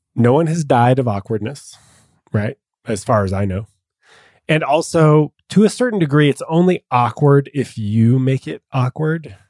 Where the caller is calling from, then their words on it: Dallas, Texas, United States; calling from Dallas.